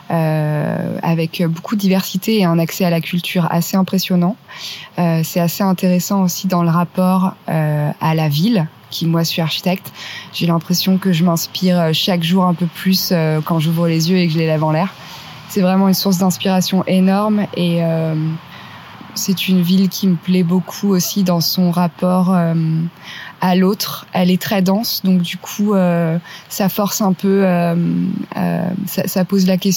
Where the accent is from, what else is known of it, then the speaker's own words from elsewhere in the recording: Reims, Grand Est, France; born there; je suis née à Reims et j'ai beaucoup bougé, j'ai beaucoup voyagé. Euh, et aujourd'hui, je me suis installée à Paris, ça fait environ trois ans, un peu moins.